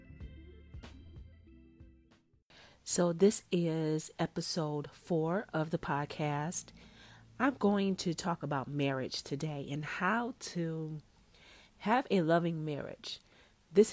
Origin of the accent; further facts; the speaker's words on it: Detroit, Michigan, United States; I grew up in Detroit, but I moved out to the suburbs when I was in fifth grade.